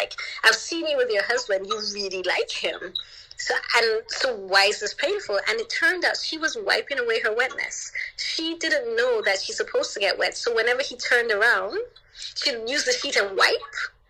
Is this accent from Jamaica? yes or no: yes; Jamaica; born there; And, you know, I didn't tell him that I was born in Jamaica.